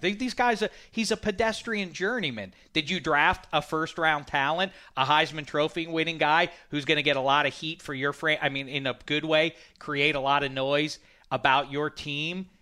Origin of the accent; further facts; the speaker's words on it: Pittsburgh, Pennsylvania, United States; my hometown, these, these steel